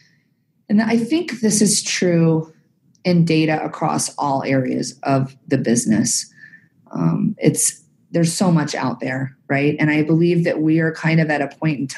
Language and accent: English; Texas, United States; born and raised in Texas. So you'll hear my y'alls come out